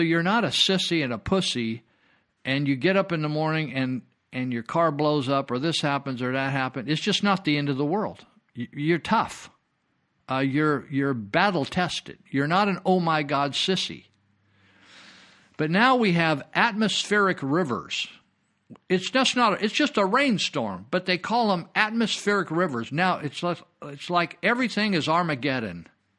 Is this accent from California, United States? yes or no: yes; California, United States; I was born and raised up here in Northern California in Yuba County.